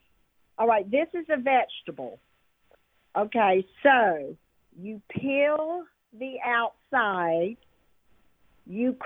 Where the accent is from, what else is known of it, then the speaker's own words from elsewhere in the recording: Mobile, Alabama, United States; I'm from Mobile.